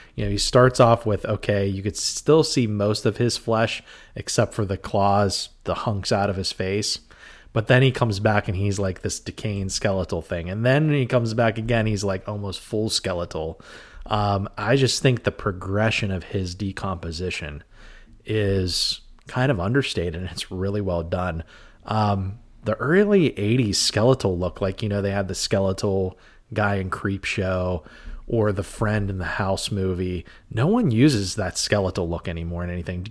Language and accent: English; Western Pennsylvania, United States; Western Pennsylvania, where we grew up